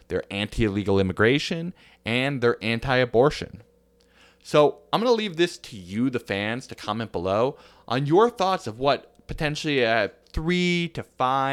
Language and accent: English; Ramapo, New York, United States; my hometown of Ramapo, New York